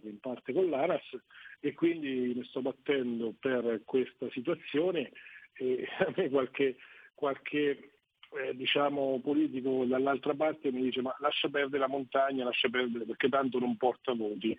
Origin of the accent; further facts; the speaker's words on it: Italy; nel mio paese, Semmi, noi siamo 12.700 abitanti